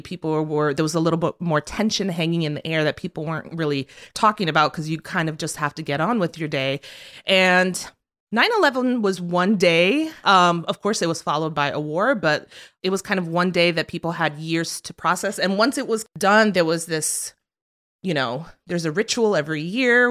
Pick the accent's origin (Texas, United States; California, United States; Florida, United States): Florida, United States; South; moved away as an adult; now in New York, United States; I was born in New York, but I was raised in South Florida